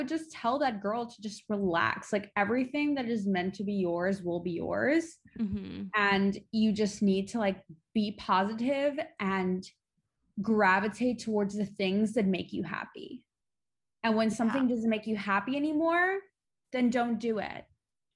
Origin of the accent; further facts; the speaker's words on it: Long Island, New York, United States; now in New York City, United States; I'm originally from the New York tri-state area. I grew up on Long Island